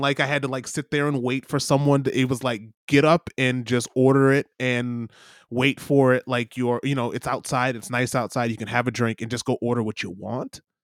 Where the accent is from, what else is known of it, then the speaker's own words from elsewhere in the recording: Michigan, United States; I'm I'm I'm from Michigan